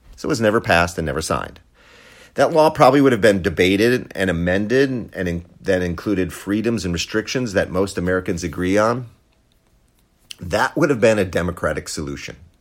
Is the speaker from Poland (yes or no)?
yes; Poland; moved away; Poland is amazing. It's my home country